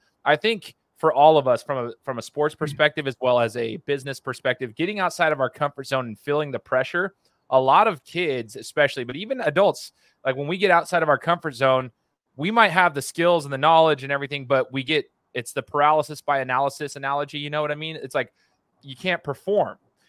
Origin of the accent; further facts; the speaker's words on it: Boise, Idaho, United States; I'm a Boise State alum because I'm from Boise.